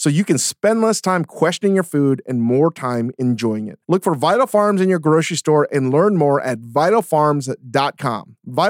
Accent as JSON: {"language": "English", "region": "Connecticut", "country": "United States", "tie": "born or raised there", "said": "They just serve thin pizza that's cut into squares like a Greek pizzeria style that I grew up in Connecticut going to college."}